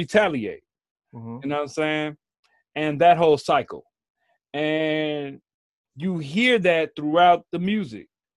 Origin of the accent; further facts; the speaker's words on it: Chicago, Illinois, United States; I'm from Chicago.